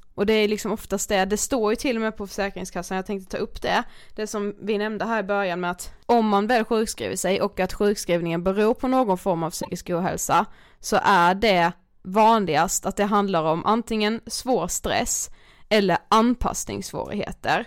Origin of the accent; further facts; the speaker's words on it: Karlshamn, Blekinge, Sweden; now in Stockholm, Sweden; vi kommer ju liksom från en mindre stad, ja. Karlshamn.